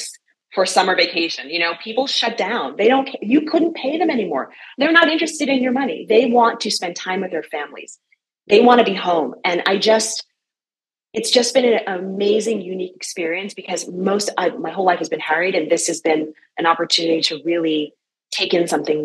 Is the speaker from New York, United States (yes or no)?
yes; New York City, New York, United States; moved away as an adult; I'm from New York City, where you eat and you run